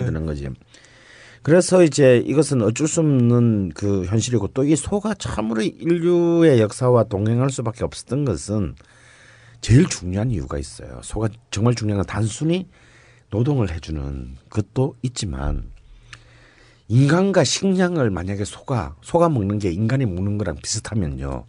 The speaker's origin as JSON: {"language": "Korean", "region": "Gyeongsang", "country": "South Korea", "tie": "born or raised there", "moved": "yes", "lives_now": "Seoul, South Korea"}